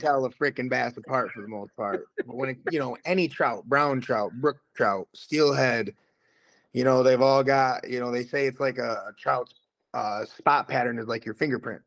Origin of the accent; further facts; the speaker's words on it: Kent City, Michigan, United States; now in Muskegon, United States; I'm originally from Kent City